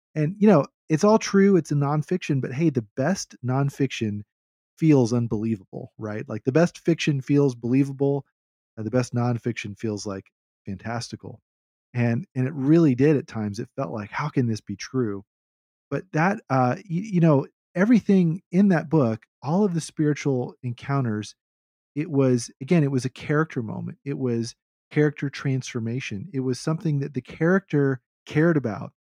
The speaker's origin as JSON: {"language": "English", "region": "the South", "country": "United States", "said": "as a Southerner"}